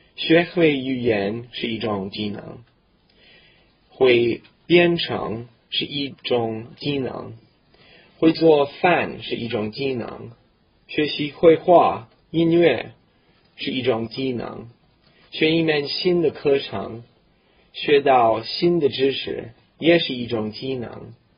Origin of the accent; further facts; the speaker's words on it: Canada; Chinese is a second language; 我是一个普通的加拿大人，我在一个小农村出生长大的。那地， 那地方很冷，比哈尔滨还冷，很孤立的一个小北方的那小村庄